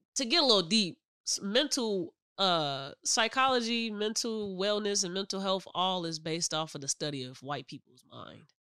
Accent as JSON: {"language": "English", "town": "Michigan City", "region": "Indiana", "country": "United States", "tie": "born or raised there", "said": "that's where we grew up at in Michigan City."}